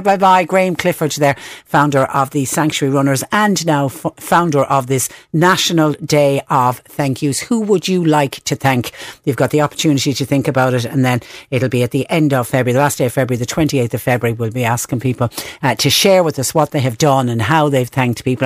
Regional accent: Ireland; us as Irish people

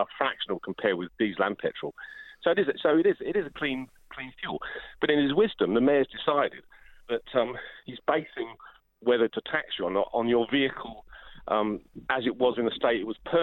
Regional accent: London, United Kingdom; But I'm a Londoner

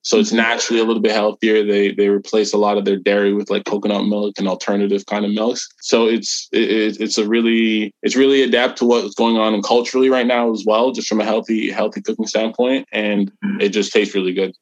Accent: Portmore, Jamaica; now in Canada; I'm Jamaican by birth

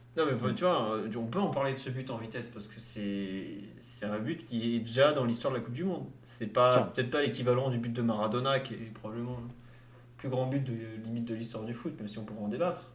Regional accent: France; je suis français

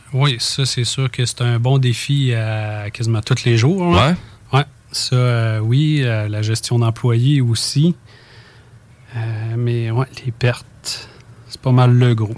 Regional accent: Saint-Gervais, Quebec, Canada; moi, je suis natif de Saint-Gervais

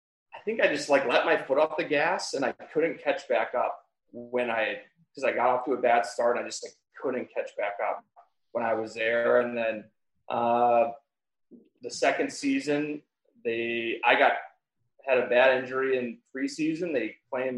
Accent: Chicago, Illinois, United States; also born or lived in Innsbruck, Austria; I'm from Chicago

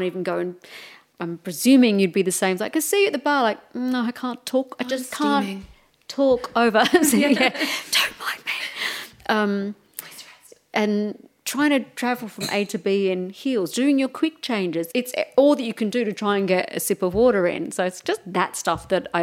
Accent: Melbourne, Victoria, Australia; moved away as an adult; now in United Kingdom; I'm from Melbourne

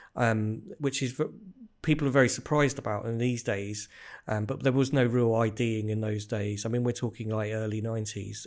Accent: Bedfordshire, East of England, United Kingdom; I grew up in Bedfordshire

